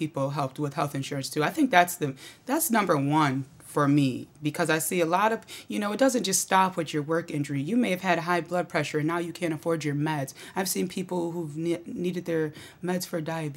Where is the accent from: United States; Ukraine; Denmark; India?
United States; Auburn, New York; moved away as an adult; now in Syracuse, United States; I grew up in Auburn